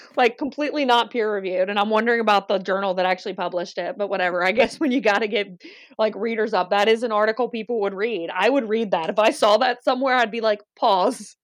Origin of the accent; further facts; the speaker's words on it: Louisiana, United States; we are from Louisiana